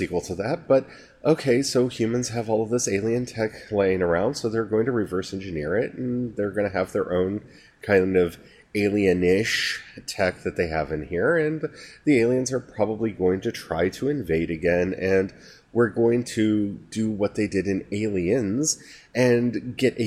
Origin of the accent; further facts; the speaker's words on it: United States; as an American